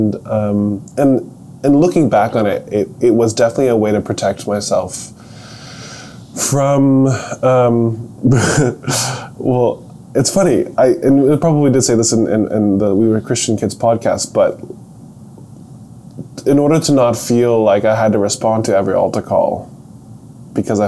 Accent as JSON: {"language": "English", "town": "Olathe", "region": "Kansas", "country": "United States", "tie": "born or raised there", "also_born_or_lived": "Orlando, Florida", "said": "We moved to Kansas City in the year 2000. I like to say that we survived Y2K and moved to Kansas City. So most of my formative years were in Olathe, Kansas."}